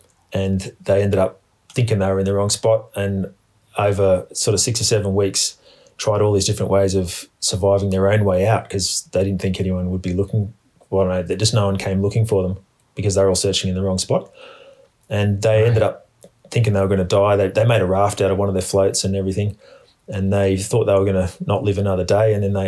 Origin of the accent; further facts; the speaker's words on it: Australia; I grew up in Australia and I've got heaps of experience in the bush